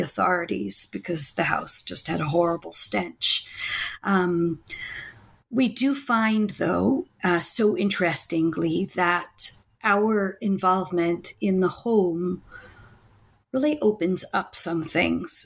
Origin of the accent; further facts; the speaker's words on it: Washington, District of Columbia, United States; now in Israel; I grew up in, Was- in the Washington, D.C. area